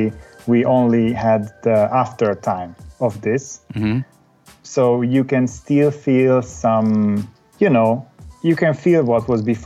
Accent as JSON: {"language": "English", "region": "Budapest", "country": "Hungary", "tie": "born or raised there", "moved": "as an adult", "lives_now": "Munich, Germany", "said": "I was born in Budapest, Hungary, and I grew up also there."}